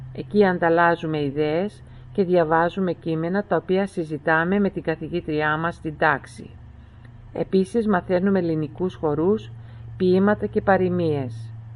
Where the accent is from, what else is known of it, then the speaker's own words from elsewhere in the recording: Melbourne, Victoria, Australia; Όλοι οι υπόλοιποι γεννηθήκαμε στην Αυστραλία, στη Μελβούρνη